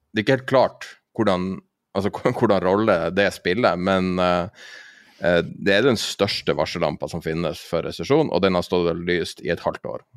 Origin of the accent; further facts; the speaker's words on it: Tromsø, Troms, Norway; I Tromsø, der jeg er fra